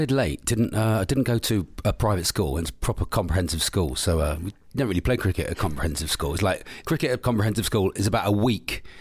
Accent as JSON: {"language": "English", "area": "Devon", "region": "South West England", "country": "United Kingdom", "said": "Devon. I'm from Devon."}